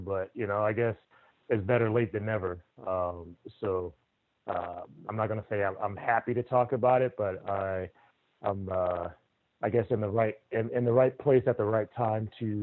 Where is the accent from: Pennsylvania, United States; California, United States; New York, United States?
California, United States; Compton; born and raised in Compton, California